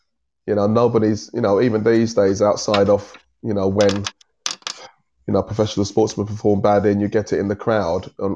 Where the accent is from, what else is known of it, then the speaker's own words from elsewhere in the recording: London, United Kingdom; I was born and raised in East London